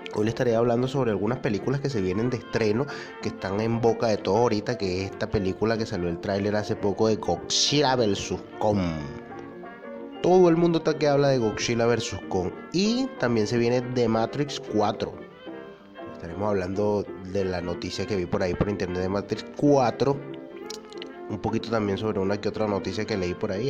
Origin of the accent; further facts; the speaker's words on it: Venezuela; mi país Venezuela, yo que soy venezolano, que adoro Venezuela, lo critico muchísimo, pero al fin y al cabo es mi país, es de donde vengo